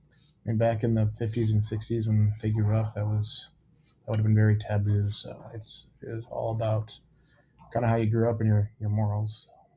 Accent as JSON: {"language": "English", "town": "Cedar Rapids", "region": "Iowa", "country": "United States", "said": "Cedar Rapids."}